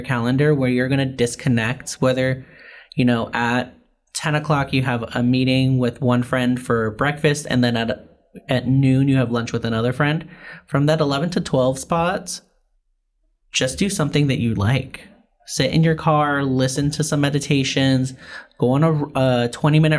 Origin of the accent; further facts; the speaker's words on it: New York, United States; now in Los Angeles, United States; I grew up in New York